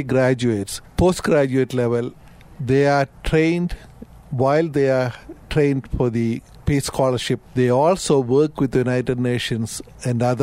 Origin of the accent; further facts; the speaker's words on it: India; moved away as an adult; I grew up in India. Growing up in India